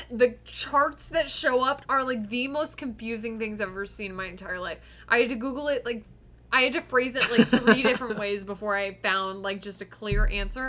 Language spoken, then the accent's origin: English; United States; an American